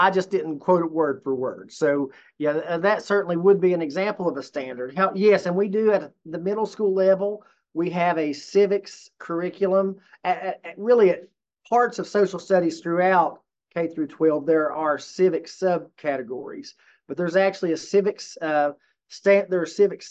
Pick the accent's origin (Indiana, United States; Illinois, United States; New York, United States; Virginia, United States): Virginia, United States; Washington County; also born or lived in Norton / Bristol; I grew up in Washington County Public Schools from kindergarten through 12th grade